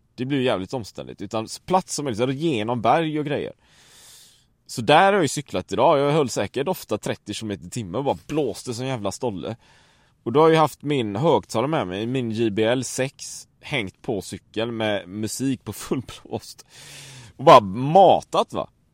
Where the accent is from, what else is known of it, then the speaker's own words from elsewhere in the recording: Sweden; hemma i Sverige